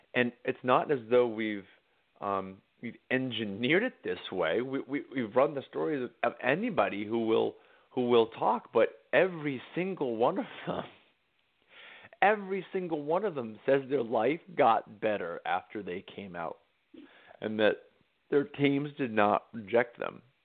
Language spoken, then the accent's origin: English; Harwich, Massachusetts, United States; moved away; I get to go back to my hometown of Harwich, Massachusetts